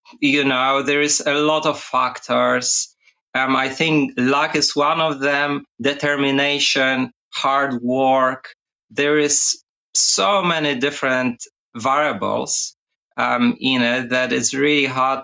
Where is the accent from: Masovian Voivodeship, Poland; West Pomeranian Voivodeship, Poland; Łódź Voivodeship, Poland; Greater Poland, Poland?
Greater Poland, Poland; Poznań; also born or lived in United States / England; now in Australia; She was actually a professor at the Academy of Music in Poznań, in my hometown